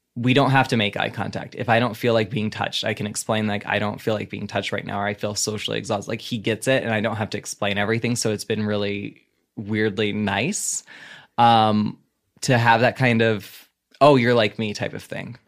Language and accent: English; the Bible Belt, the South, United States; moved away; I grew up in the Bible Belt.